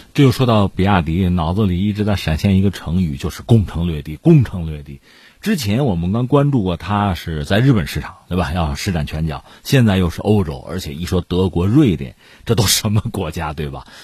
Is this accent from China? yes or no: yes; China; 作为中国人嘛